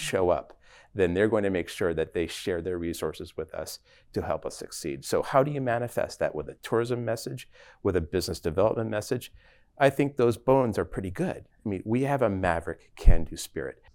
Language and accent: English; Toronto, Ontario, Canada; also born or lived in Pittsburgh, Pennsylvania; now in Dallas, United States; I'm from Toronto, Canada originally, but I spent thirty years in Pittsburgh